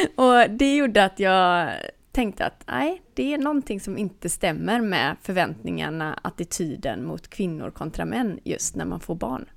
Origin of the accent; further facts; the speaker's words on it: Sweden; som svensk